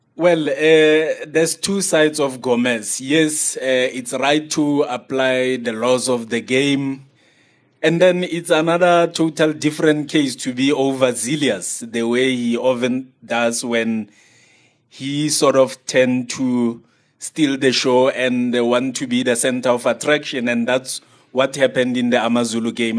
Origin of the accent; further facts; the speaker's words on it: South Africa; as a South African